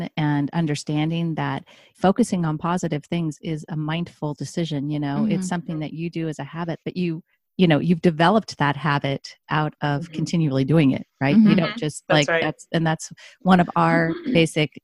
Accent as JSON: {"language": "English", "region": "Midwest", "country": "United States", "tie": "born or raised there", "moved": "yes", "lives_now": "Oregon, United States", "said": "I grew up in the Midwest"}